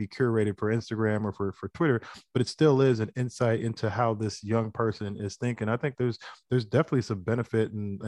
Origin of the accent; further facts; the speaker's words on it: United States; I'm first generation. So I grew up here in the United States. My mom didn't grow up here.